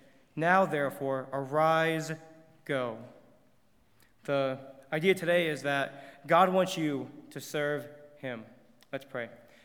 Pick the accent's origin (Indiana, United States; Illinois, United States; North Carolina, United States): Indiana, United States; I actually did not grow up in church myself. I'm from Indiana, and I was actually a bus kid